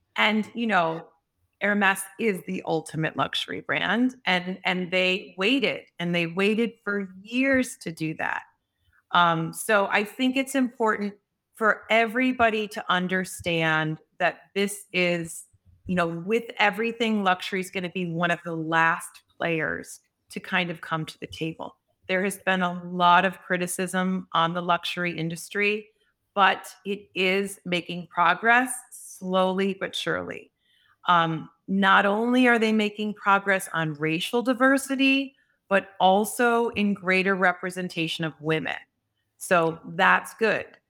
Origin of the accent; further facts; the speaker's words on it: Chicago, Illinois, United States; I actually started at age fifteen, I'm from Chicago, working on the floor of the Mercantile Exchange